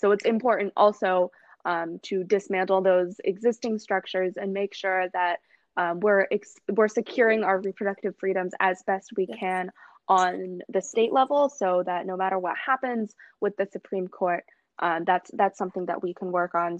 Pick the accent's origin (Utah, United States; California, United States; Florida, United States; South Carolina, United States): South Carolina, United States; I'm from South Carolina